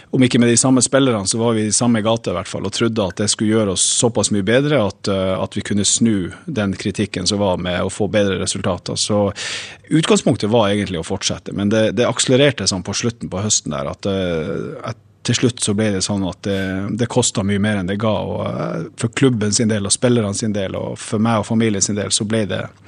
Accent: Northern Norway, Norway; Jeg er jo nordlending òg

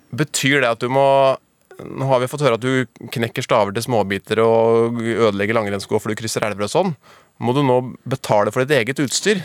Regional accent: Northern Norway, Norway; vi er to fra Nord-Norge

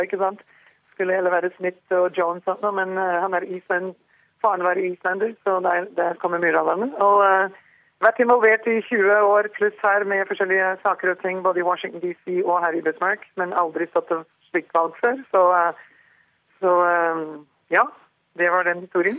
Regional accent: Skien, Telemark, Norway; moved away as an adult; also born or lived in Rjukan, Norway; now in North Dakota, United States; jeg var født eh, på Rjukan, eh, Telemark, ikke sant, og flytta til, til Skiens område som ungjente.

